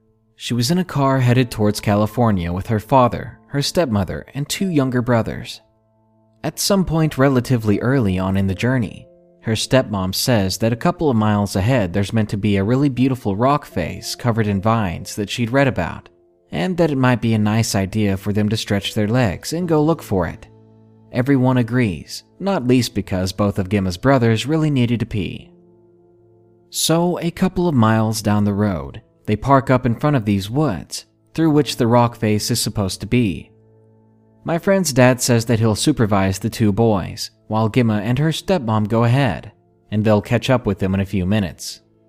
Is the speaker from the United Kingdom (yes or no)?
yes; England, United Kingdom; I'm from England, and my US geography isn't great